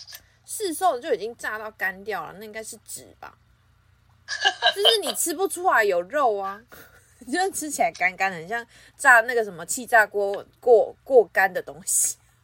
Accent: Taipei, Taiwan; 我们台北人

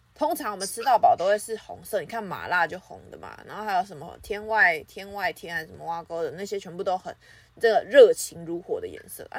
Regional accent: Taipei, Taiwan; 我们台北人

